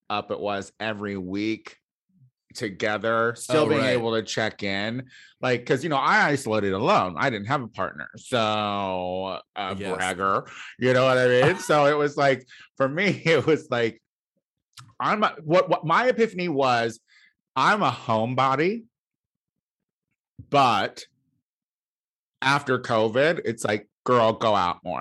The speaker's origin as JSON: {"language": "English", "region": "Illinois", "country": "United States", "said": "It touches Illinois. Full of dummies. That's where I'm from"}